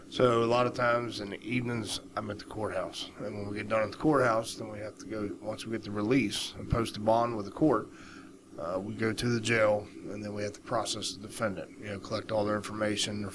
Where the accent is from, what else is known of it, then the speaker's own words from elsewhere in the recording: West Virginia, United States; I am a West Virginia native.